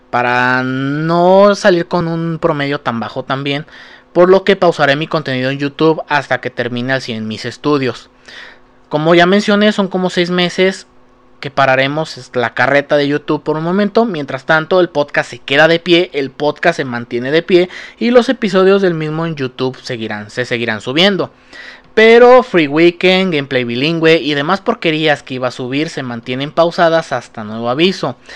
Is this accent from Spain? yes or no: no; Mexico; Sí, he pecado como mexichango, digo, como mexicano, he pecado muy culero